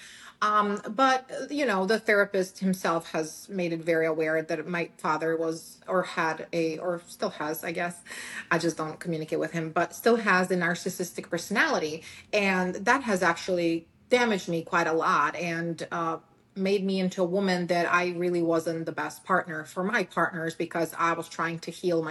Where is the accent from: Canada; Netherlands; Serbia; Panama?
Serbia; English is a second language; moved away as an adult; now in United States; I was born and raised in Serbia